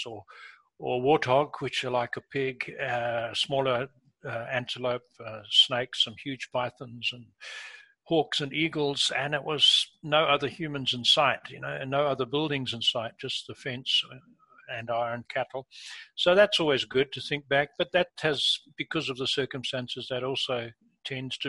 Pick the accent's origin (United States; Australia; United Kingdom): United Kingdom; England; moved away; I was born in England, been back many times as an adult